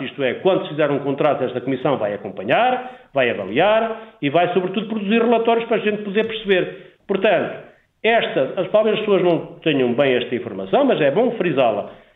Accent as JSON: {"language": "Portuguese", "town": "Miranda do Douro", "region": "Norte", "country": "Portugal", "tie": "born or raised there", "said": "a minha terra, para Miranda do Douro e para trás do montes em geral"}